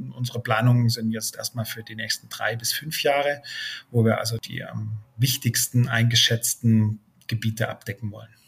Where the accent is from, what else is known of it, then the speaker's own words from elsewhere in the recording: Germany; bei uns in Deutschland